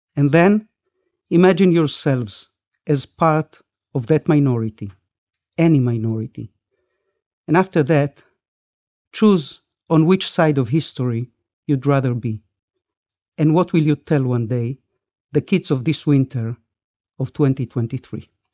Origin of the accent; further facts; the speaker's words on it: Israel; also born or lived in Argentina; I wasn't born in this country. I we made Aliyah. We came to Israel from Argentina when I was six with my parents, my brother, and my late sister